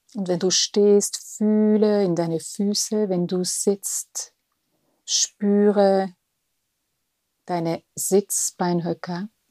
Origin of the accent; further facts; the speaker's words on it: Switzerland; Bin Schweizerin.